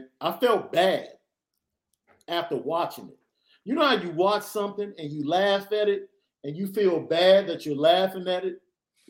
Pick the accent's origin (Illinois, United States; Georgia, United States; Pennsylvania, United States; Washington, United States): Illinois, United States; Chicago; look, I'm from Chicago, right?